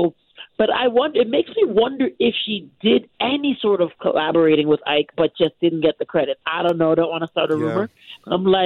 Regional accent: Canada; I'm Canadian. I'm a born and raised Canadian

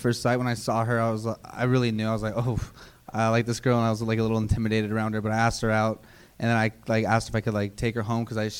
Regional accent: Alaska, United States; moved away

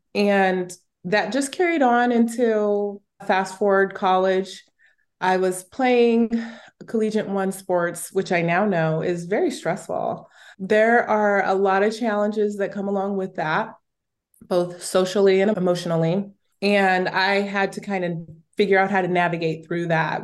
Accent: Southern California, United States; I grew up in Southern California.

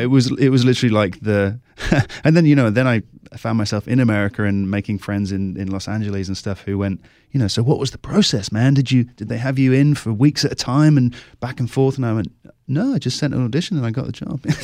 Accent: Cornwall, South West England, United Kingdom; moved away as an adult; also born or lived in London; I grew up in Southwest England in Cornwall, Uh, moved to London, did my acting degree there, and I've been living in London for a while.

